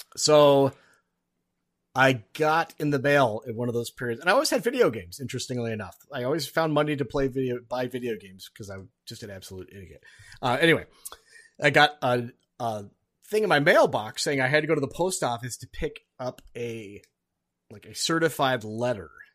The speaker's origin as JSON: {"language": "English", "region": "Alaska", "country": "United States", "tie": "born or raised there", "also_born_or_lived": "Duluth, Minnesota / Twin Cities, Minnesota", "moved": "yes", "said": "I grew up in Alaska"}